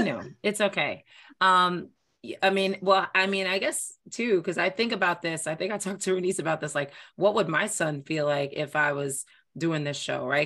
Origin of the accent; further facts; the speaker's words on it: New York, United States; now in Boston, United States; I'm from New York. Um, and I, and I basically, and I live in Boston.